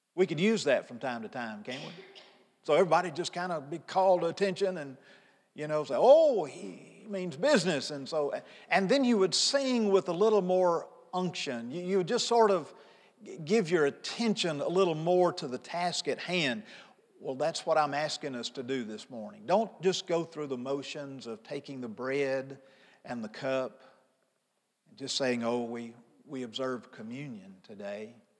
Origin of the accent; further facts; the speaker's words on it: Pontotoc, Mississippi, United States; Angie and I grew up in Pontotoc, Mississippi.